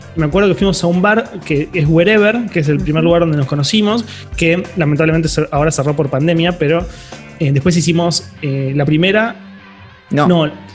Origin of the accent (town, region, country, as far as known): Quilmes, Buenos Aires Province, Argentina